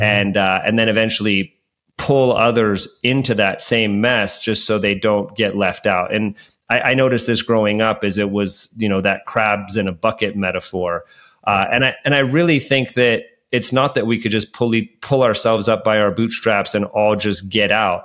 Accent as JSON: {"language": "English", "town": "Hayward", "region": "California", "country": "United States", "tie": "born or raised there", "also_born_or_lived": "Oakland, California", "said": "I grew up in the Bay Area of, of, of, Hayward and spent a lot of time in Oakland as well"}